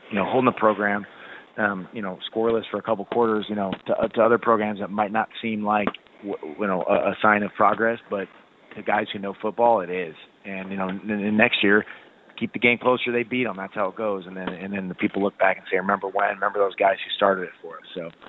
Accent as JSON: {"language": "English", "region": "Kansas", "country": "United States", "tie": "born or raised there", "said": "I remember growing up, and I grew up in Kansas, I was jealous of the kids in Missouri playing football"}